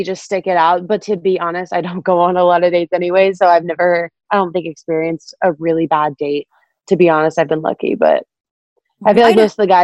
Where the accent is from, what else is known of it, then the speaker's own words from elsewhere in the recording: Florida, United States; now in California, United States; I'm from Florida. So living in California